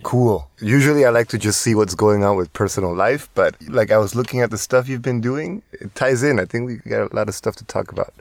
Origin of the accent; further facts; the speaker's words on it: Tijuana, Baja California, Mexico; I'm from Tijuana